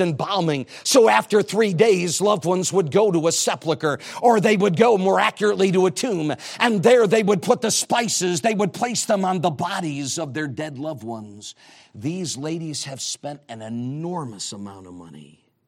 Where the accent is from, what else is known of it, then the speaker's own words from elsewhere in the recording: New England, United States; I'm from New England